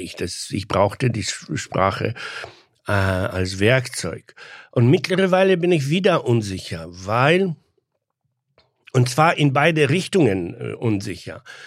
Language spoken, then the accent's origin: German; Poland; first language Polish; German is a second language; moved away as an adult; now in Germany; Ich war ein sehr typischer junger polnischer Mann, der von Amerika geträumt hat